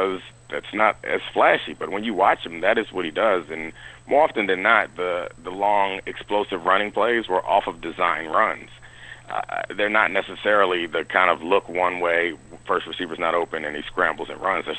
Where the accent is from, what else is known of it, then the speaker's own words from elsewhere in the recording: Baltimore, Maryland, United States; I grew up in Baltimore. I'm from Baltimore